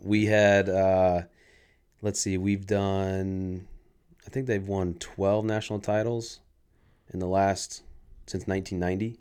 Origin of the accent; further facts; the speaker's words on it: San Diego, California, United States; I was born in San Diego